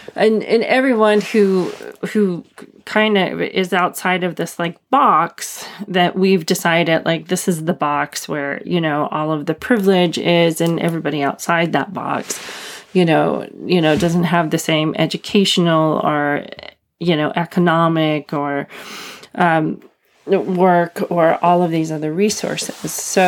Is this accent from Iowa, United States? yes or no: no; Arizona, United States; the reservation that I was born in Arizona on the Navajo Reservation.